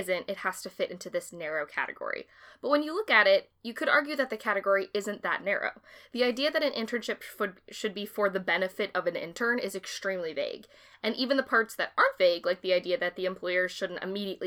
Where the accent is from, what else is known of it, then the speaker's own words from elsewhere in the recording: Massachusetts, United States; we're from Massachusetts